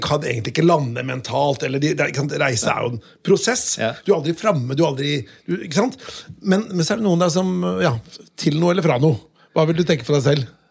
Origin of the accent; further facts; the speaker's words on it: Notodden, Telemark, Norway; jeg kommer fra Notodden